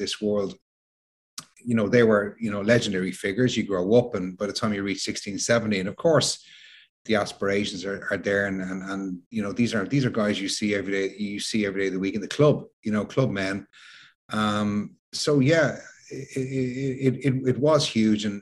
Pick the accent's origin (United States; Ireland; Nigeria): Ireland; Dublin, Leinster; growing up in Dublin, late 70s, early 80s